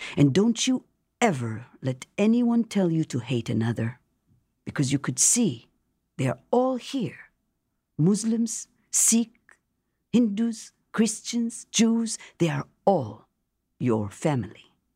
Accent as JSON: {"language": "English", "town": "Jerusalem", "region": "Jerusalem District", "country": "Israel", "tie": "born or raised there", "moved": "as an adult", "lives_now": "Washington, D.C. area, United States", "said": "growing up in Jerusalem, coming to this country"}